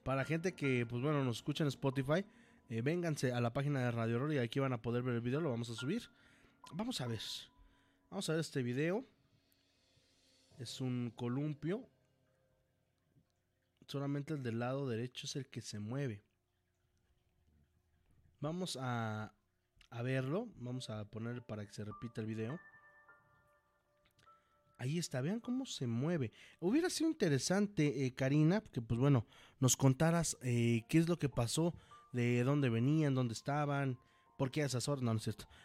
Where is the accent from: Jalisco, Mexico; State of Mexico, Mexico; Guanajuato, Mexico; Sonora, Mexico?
Jalisco, Mexico; Guadalajara; Y sí, soy, soy tapatía.